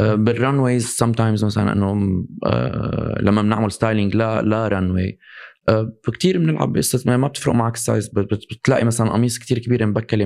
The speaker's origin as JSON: {"language": "Arabic", "country": "Syria", "tie": "born or raised there", "said": "انا مثلا لما من صغري انا بسوريا"}